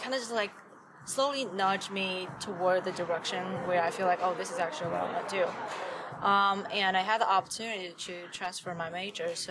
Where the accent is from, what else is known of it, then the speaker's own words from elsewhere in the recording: Wenzhou, Zhejiang, China; English is a second language; moved away as an adult; also born or lived in Shaanxi, China; now in Los Angeles, United States; I was born in Shaanxi in China. It's like in the west part, which is closer to Beijing for you to kind of have a better idea of like where, like the geography. Then when I was 5, my family moved from Shaanxi to Wenzhou.